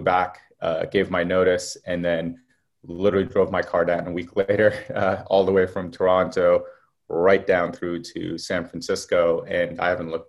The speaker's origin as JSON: {"language": "English", "country": "Qatar", "tie": "born or raised there", "moved": "yes", "said": "So I was born in the Middle East in a place called Qatar. It was actually the military base for the US. So I actually grew up around a lot of US military planes. Lived there for quite a while. We actually moved out because of the Gulf War."}